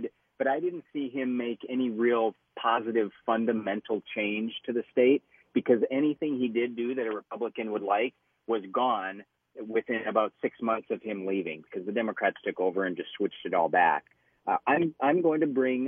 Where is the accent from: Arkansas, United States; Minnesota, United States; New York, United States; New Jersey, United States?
Minnesota, United States; Detroit Lakes; moved away; I'm actually up in Detroit Lakes. We have been campaigning today, and this is my hometown